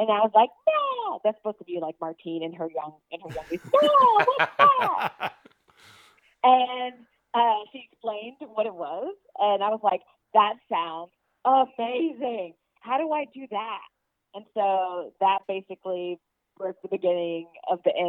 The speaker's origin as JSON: {"language": "English", "town": "Norfolk", "region": "Virginia", "country": "United States", "tie": "born or raised there", "said": "I'm from Norfolk, Virginia"}